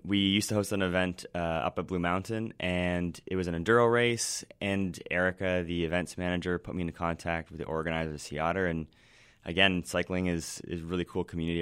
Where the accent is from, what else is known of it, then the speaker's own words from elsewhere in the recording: Ontario, Canada; moved away; also born or lived in western Canada; I grew up in Ontario